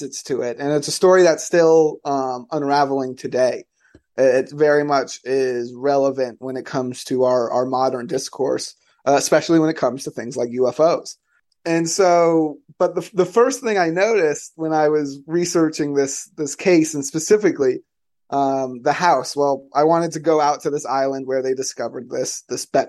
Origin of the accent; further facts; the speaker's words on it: Florida, United States; my home state of Florida